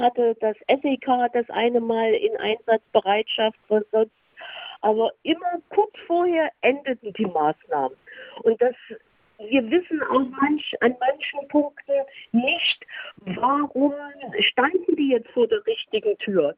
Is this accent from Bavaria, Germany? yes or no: no; Saxony, Germany; bei uns in Sachsen